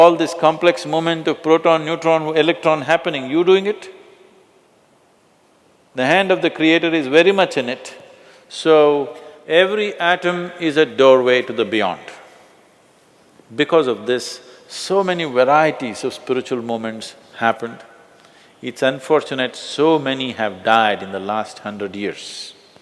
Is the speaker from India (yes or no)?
yes; India; I'm born in India